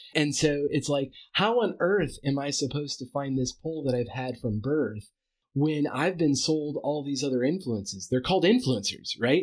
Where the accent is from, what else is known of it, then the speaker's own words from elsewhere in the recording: United States; as an American